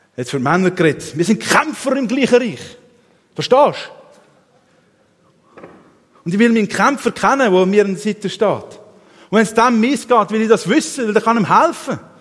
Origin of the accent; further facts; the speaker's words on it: Switzerland; als Schweizer